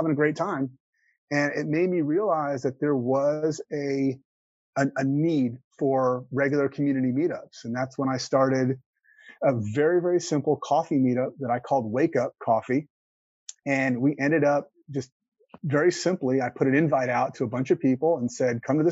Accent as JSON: {"language": "English", "town": "Houston", "region": "Texas", "country": "United States", "lives_now": "Austin, United States", "said": "I've only been in Austin for 6 years, and I'm from Houston originally"}